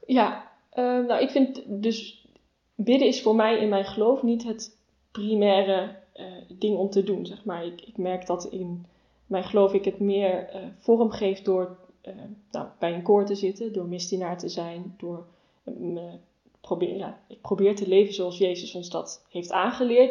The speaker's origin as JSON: {"language": "Dutch", "town": "Rosmalen", "region": "North Brabant", "country": "Netherlands", "tie": "born or raised there", "moved": "as an adult", "lives_now": "Nijmegen, Netherlands", "said": "Ik ben geboren en opgegroeid in Rosmalen"}